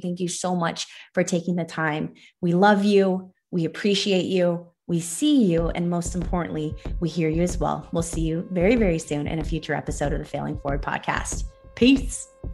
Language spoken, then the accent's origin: English; Los Angeles, California, United States; I was born and raised in Los Angeles, so I'm one of the few L A natives.